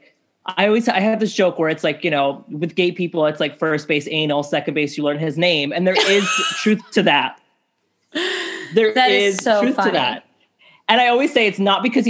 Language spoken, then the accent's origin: English; New York City, New York, United States; I grew up here. I'm a New Yorker